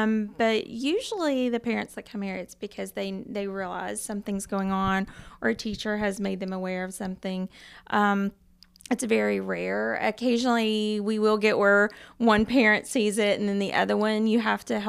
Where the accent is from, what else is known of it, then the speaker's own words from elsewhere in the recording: Knoxville, Tennessee, United States; I am, yes, from North Knoxville.